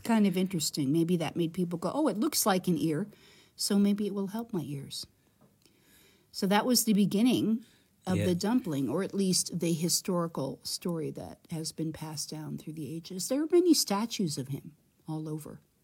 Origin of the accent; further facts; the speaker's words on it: United States; I am an American from the United States